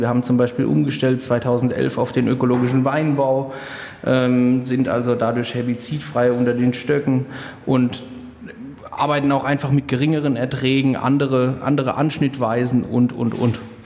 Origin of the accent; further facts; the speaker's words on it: Rhenish Hesse, Rhineland-Palatinate, Germany; hier bei uns in Rheinhessen